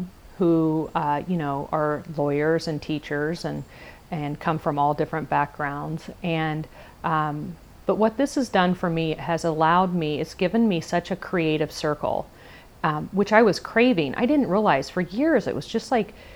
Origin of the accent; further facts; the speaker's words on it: Indiana, United States; I worked for a small marketing company in my hometown, which is a very small community in Indiana.